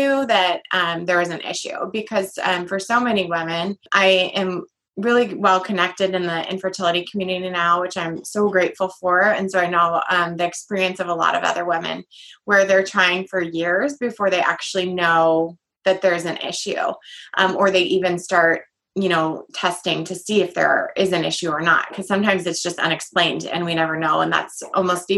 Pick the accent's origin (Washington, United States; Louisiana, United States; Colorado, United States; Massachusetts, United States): Washington, United States; Everett; I am from Everett, Washington, and I'm actually a mom of five